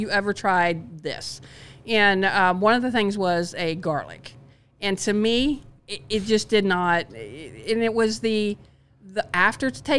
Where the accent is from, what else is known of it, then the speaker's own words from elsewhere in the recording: Midwest, United States; I'm very much, you know, born and raised in the Midwest